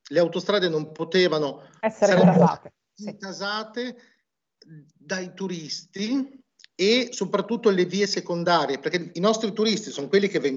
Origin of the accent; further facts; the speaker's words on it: Emilia-Romagna, Italy; Noi qui siamo romagnoli, quindi non abbiamo problemi lo facciamo